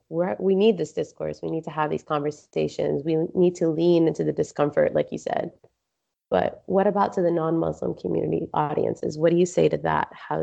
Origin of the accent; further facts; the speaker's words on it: New Jersey, United States; I grew up in New Jersey